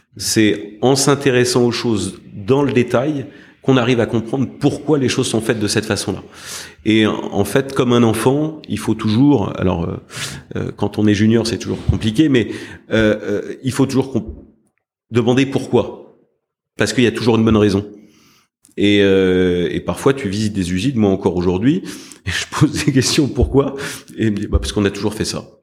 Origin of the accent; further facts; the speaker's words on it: Paris, Île-de-France, France; also born or lived in United States; je suis parisien. J'ai toujours vécu à Paris, sauf une partie de mes études où j'étais aux États-Unis.